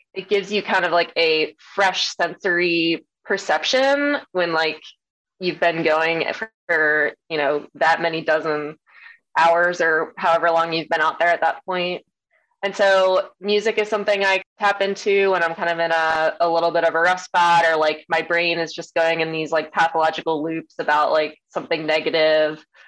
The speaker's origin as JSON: {"language": "English", "region": "Maryland", "country": "United States", "tie": "born or raised there", "said": "my hometown where I grew up in Maryland"}